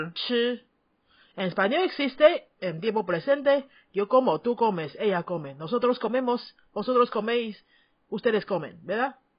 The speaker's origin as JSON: {"language": "Spanish", "country": "Taiwan", "first_language": "Chinese", "second_language": "Spanish", "said": "tu maestra de chino de Taiwán"}